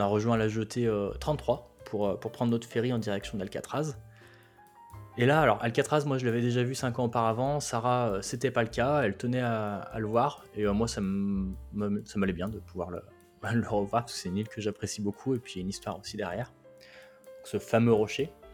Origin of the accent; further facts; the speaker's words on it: France; accent: French; je suis français alors j'essaie de parler américain et en limitant mon accent